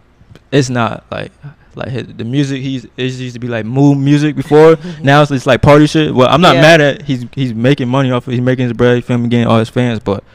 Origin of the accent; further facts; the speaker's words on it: Connecticut, United States; I'm from Connecticut.